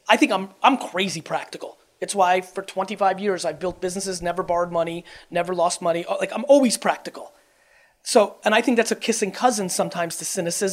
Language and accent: English; Russia; I was born in Russia